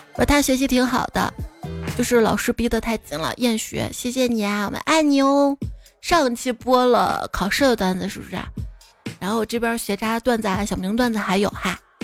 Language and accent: Chinese; Xi'an, Shaanxi, China; 我从小就生活在东京这儿啊